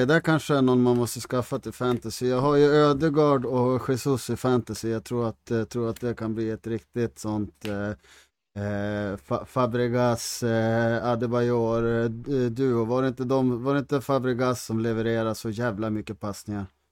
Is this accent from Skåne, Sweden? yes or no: no; Härnösand, Västernorrland County, Sweden; när vi växte upp i Härnösand